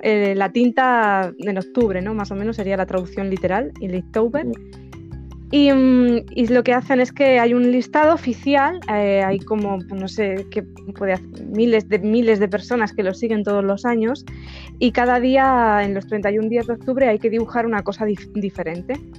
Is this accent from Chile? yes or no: no; a small village in Ciudad Real, Castilla-La Mancha, Spain; soy de España y bueno, soy de, un pueblecito de Ciudad Real